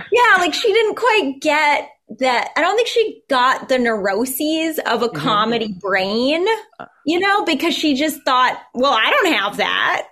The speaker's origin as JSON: {"language": "English", "town": "Newton", "region": "Massachusetts", "country": "United States", "tie": "born or raised there", "also_born_or_lived": "Minnesota", "said": "my hometown of Newton"}